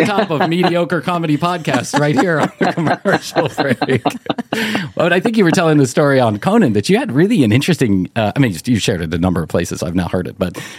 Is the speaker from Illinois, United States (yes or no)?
yes; Chicago, Illinois, United States; I grew up in Chicago